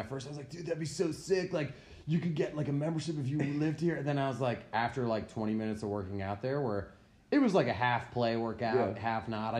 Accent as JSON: {"language": "English", "country": "United States", "tie": "born or raised there", "said": "I grew up on Long Island Sound"}